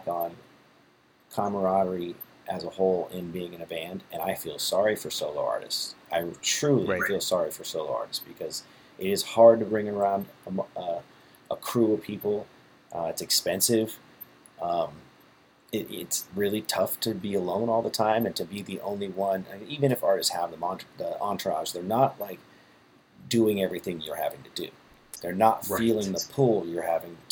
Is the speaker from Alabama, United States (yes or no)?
no; San Diego, California, United States; I'm from San Diego